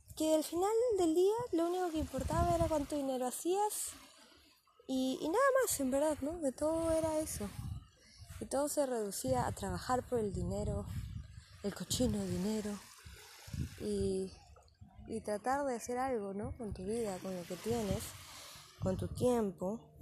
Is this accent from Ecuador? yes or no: no; Peru; moved away; soy de Perú